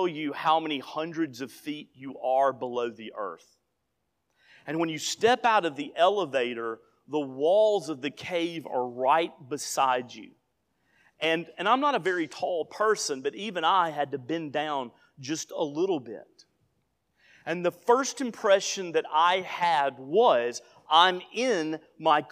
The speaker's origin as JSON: {"language": "English", "region": "Northeast Alabama", "country": "United States", "tie": "born or raised there", "moved": "yes", "lives_now": "Memphis area, Tennessee, United States", "said": "my hometown is 88 miles from Ruby Falls in Chattanooga"}